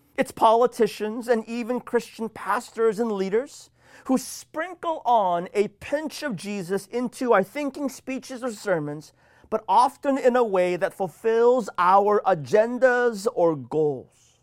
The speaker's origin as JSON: {"language": "English", "region": "Washington", "country": "United States", "tie": "born or raised there", "said": "my home state of Washington"}